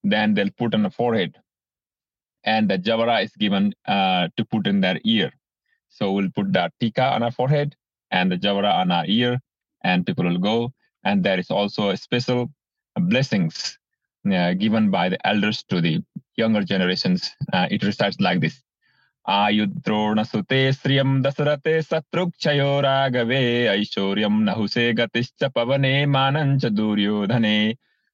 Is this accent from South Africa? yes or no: no; Bhutan; now in United States; I'm originally from Bhutan. I was born in Bhutan, grew up in Bhutan.